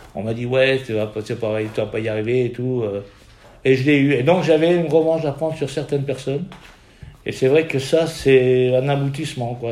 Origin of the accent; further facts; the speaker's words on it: Lorraine, Grand Est, France; on est Lorraine